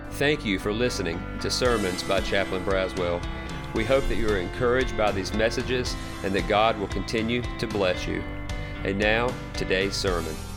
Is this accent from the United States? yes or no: yes; South Carolina, United States; I grew up in South Carolina